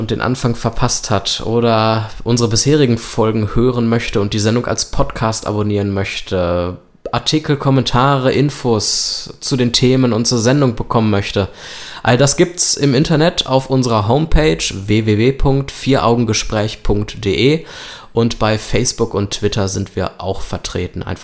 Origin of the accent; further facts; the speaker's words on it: Germany; Und wir als Deutsche, wir sind die Nutznießer dieser Krise